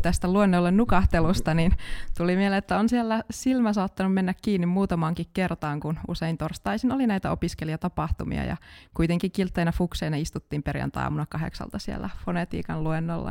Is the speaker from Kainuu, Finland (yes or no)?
yes; Kajaani, Kainuu, Finland; moved away as an adult; now in Jyväskylä, Finland; Mä oon alun perin Kajaanista kotoisin